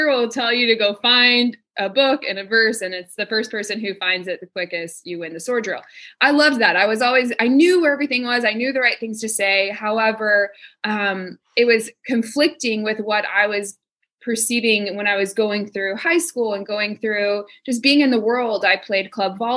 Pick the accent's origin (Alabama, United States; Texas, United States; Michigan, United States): Texas, United States; now in Phoenix, United States; I'm from Texas